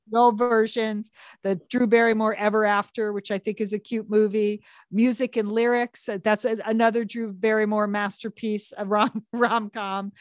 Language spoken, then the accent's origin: English; Southport, Connecticut, United States; my hometown library